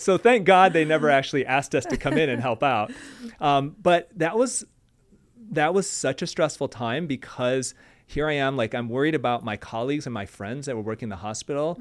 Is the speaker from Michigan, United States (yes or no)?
yes; Michigan, United States; I'm from Michigan